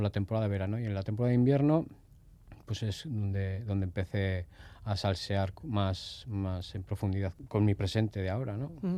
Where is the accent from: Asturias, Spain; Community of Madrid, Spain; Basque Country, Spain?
Basque Country, Spain; Durango; also born or lived in Barcelona; con un año y medio, dos años, creo que ya estábamos por Durangaldea.